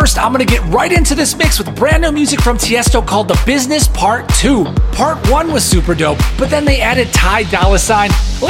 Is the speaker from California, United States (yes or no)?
no; Chicago, Illinois, United States; We have my hometown Chicago back in the building.